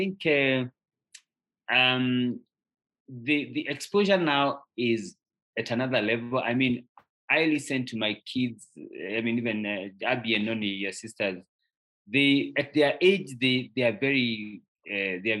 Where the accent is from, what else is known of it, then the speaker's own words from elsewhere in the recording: Kikuyu, Kiambu County, Kenya; I grew up in a little town called Kikuyu in Kenya